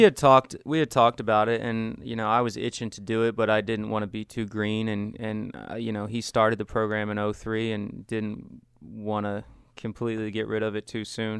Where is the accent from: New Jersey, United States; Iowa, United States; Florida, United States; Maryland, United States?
Maryland, United States; Washington County; I grew up in, um, Washington County